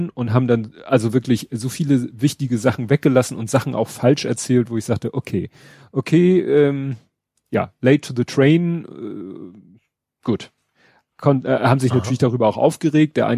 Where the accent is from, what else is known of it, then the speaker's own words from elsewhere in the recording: Hamburg, Germany; Genau, und das wusste ich nicht, muss ich zugeben, als Hamburger.